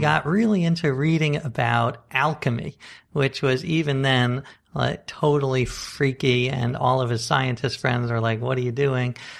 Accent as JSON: {"language": "English", "town": "New York City", "region": "New York", "country": "United States", "tie": "born or raised there", "said": "I grew up right here in Manhattan"}